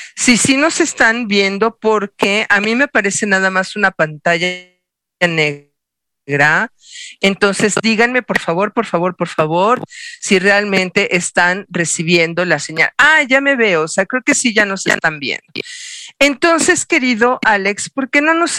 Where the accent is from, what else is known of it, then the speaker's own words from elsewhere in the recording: Mexico; Como buenos mexicanos hacemos una fiesta de tres días